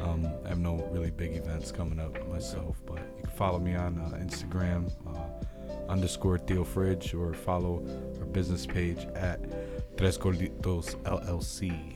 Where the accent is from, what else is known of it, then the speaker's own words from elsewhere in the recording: Puerto Rico; the best part is it's right outside of my hometown in Puerto Rico.